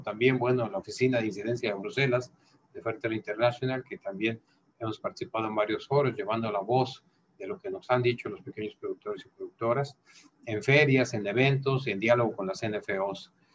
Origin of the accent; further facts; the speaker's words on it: Mexico; en mi caso yo produzco miel y el alimento era un sector estratégico en mi país